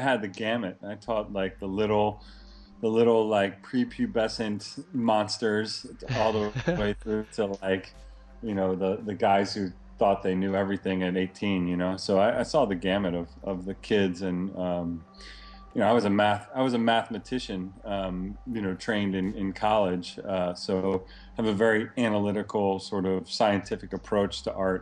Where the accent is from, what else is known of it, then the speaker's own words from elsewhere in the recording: Baltimore, Maryland, United States; now in San Diego, United States; I grew up in Baltimore